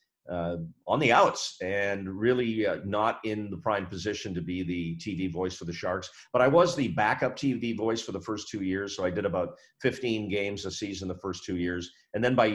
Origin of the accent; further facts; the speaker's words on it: Edmonton, Alberta, Canada; moved away as an adult; now in San Jose, United States; Edmonton's my hometown